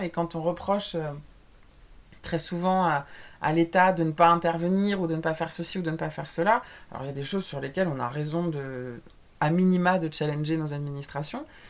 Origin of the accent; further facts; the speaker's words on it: France; on est français